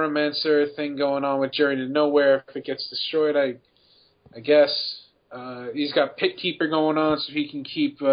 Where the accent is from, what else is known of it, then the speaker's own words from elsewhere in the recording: United States; I'm American.